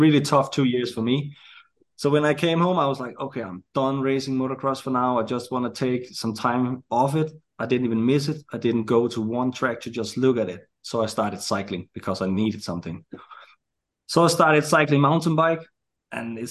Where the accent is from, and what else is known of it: Denmark; also born or lived in United States